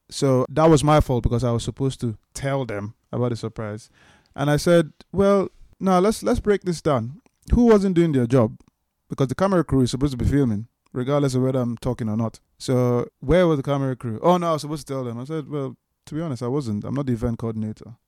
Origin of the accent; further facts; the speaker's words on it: Port Harcourt, Rivers State, Nigeria; now in London, United Kingdom; people that I knew growing up in Port Harcourt in Nigeria